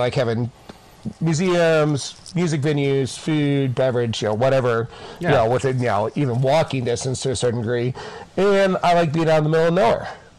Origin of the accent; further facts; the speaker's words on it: Springfield, Missouri, United States; also born or lived in Hawaii; now in Kansas City, United States; so I'm a weird combination of hillbilly and city boy. So I am originally from Springfield, Missouri.